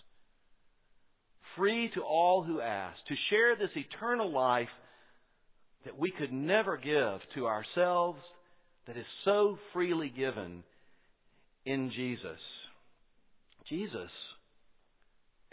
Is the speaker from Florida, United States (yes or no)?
yes; Quincy, Florida, United States; You can tell I'm from Quincy, Florida.